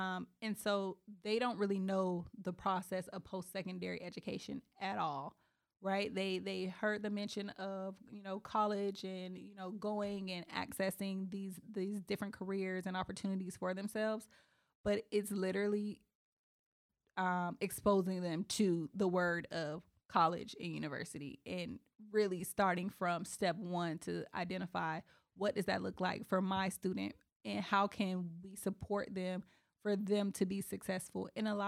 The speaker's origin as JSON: {"language": "English", "town": "Eatonville", "region": "Florida", "country": "United States", "tie": "born or raised there", "said": "And it's so funny because I grew up in Eatonville."}